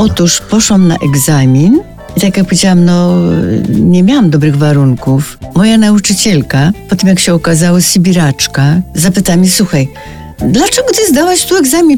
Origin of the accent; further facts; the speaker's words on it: Polanica-Zdrój, Lower Silesian Voivodeship, Poland; moved away; ja się znalazłam w Polanicy z powodu choroby mamy. Tam chodziłam do szkoły powszechnej, kończyłam szkołę powszechną